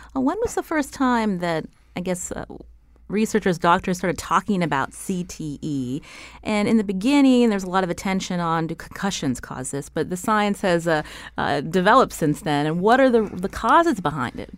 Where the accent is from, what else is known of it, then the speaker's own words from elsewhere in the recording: Pittsburgh, Pennsylvania, United States; I come from Pittsburgh.